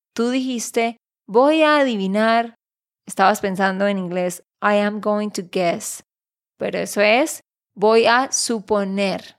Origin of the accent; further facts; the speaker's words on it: Santander, Colombia; de Santander, Colombia